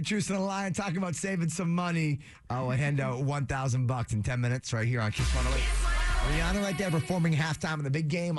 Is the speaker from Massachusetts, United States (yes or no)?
yes; Framingham, Massachusetts, United States; we are actually brothers. We grew up together in Framingham.